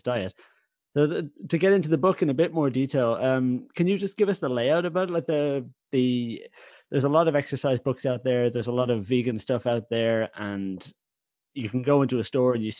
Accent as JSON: {"language": "English", "country": "Ireland", "said": "I'm Irish"}